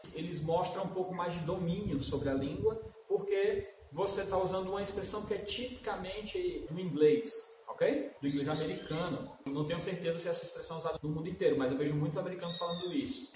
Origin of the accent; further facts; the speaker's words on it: Brazil; como brasileiro